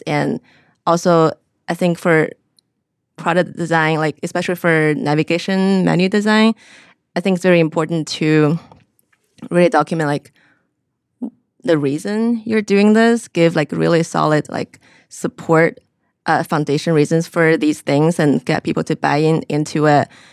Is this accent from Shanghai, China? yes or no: no; Xi'an, Shaanxi, China; moved away as an adult; also born or lived in South Carolina; originally I'm from China